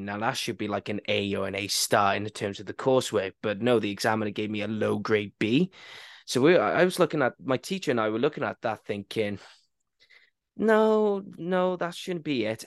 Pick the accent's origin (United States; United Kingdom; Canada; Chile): United Kingdom; Wales; I went a bit more posh English and I'm Welsh